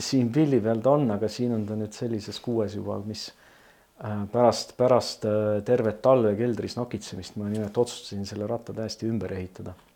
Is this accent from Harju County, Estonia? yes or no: yes; Tallinn, Harju County, Estonia; teine minu kodukant on siis Pelgulinn, et äh, elasin mm enamuse oma ajast ma elasin äh, Pelgulinnas